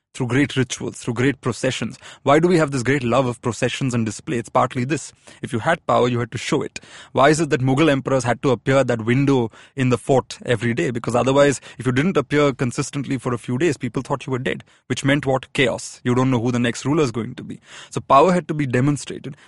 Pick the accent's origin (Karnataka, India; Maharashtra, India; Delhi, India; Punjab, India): Maharashtra, India; Pune; But I grew up in Pune.